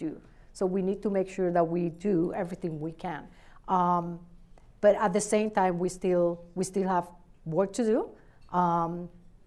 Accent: Adjuntas, Puerto Rico; also born or lived in Ponce, Puerto Rico; now in Cleveland, United States; I was born in Ponce, but I was raised in Adjuntas, which is a small town in the middle of the island.

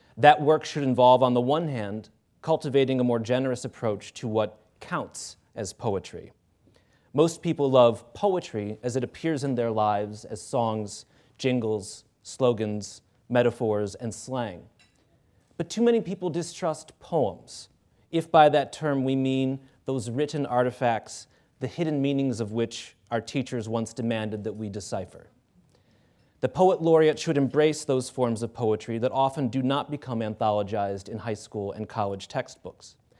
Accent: Cleveland, Ohio, United States; I'm from Cleveland

